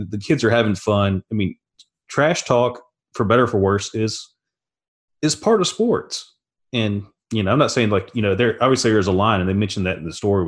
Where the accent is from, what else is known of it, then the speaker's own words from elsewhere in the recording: Louisiana, United States; moved away as an adult; I grew up in Louisiana and was raised an LSU fan